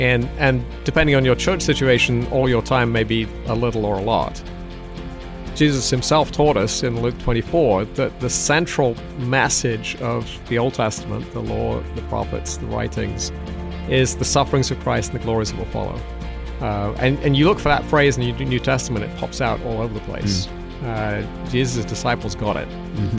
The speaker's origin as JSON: {"language": "English", "region": "South East England", "country": "United Kingdom", "tie": "born or raised there", "accent": "a bit of South London", "said": "It's hard to place because my parents were Scottish, but I grew up in the south of England. So there's a bit of a South London there."}